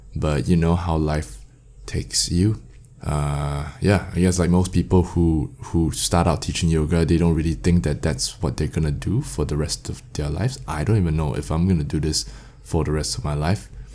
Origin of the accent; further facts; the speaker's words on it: Singapore; I'm from Singapore